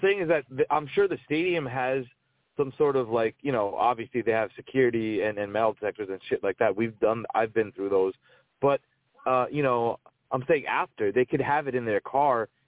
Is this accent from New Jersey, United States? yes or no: yes; New Jersey, United States; I'm from New Jersey